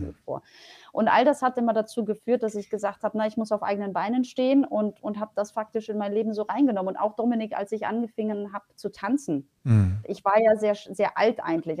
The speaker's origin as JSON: {"language": "German", "country": "Germany", "tie": "born or raised there", "also_born_or_lived": "Poland", "second_language": "German"}